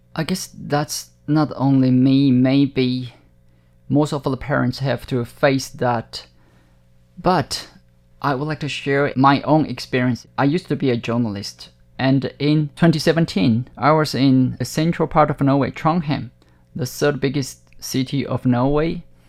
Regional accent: Taiwan; first language Hakka; English is a second language; as I was raised in that atmosphere, in that circumstance, so I can only speak Hakka then.

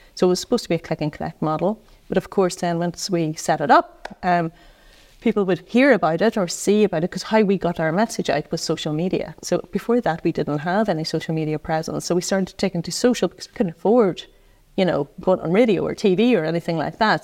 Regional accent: Tyrone, Northern Ireland, United Kingdom; moved away as an adult; now in Dublin, Ireland; I come from Tyrone

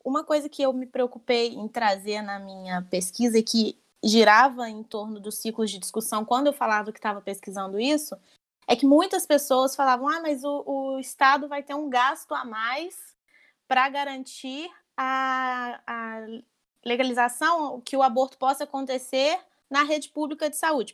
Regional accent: Barra Mansa, Rio de Janeiro, Brazil; Eu sou de Barra Mansa, interior do Rio

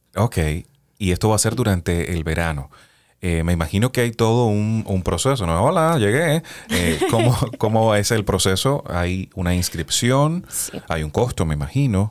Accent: Cuba; now in United States; soy de Cuba

